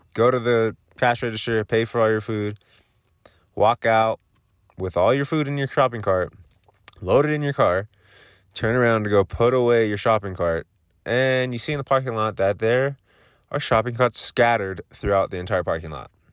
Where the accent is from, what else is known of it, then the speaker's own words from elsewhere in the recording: Southern California, United States; now in Colorado, United States; I am originally from Southern California, currently living in Colorado